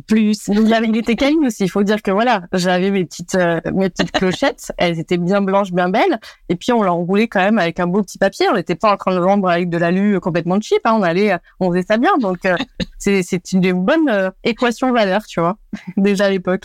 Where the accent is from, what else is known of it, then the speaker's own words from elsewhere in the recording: France; Je suis franco-portugaise